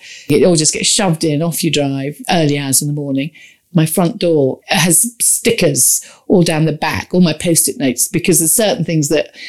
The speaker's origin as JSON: {"language": "English", "area": "Warwickshire near Stratford-upon-Avon", "region": "West Midlands", "country": "United Kingdom", "tie": "born or raised there", "said": "I grew up in Warwickshire near Stratford-on-Avon, near the river"}